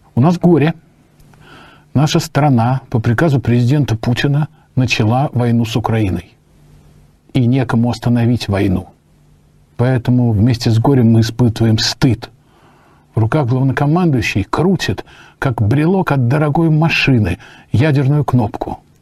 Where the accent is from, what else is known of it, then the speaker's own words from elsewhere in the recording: Russia; я патриот России. Я коренной русский человек